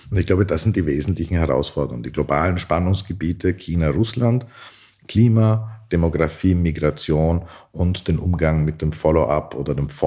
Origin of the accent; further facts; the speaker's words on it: Austria; wo wir gerade als Österreicher massives Interesse haben, mit ihnen zusammenzuarbeiten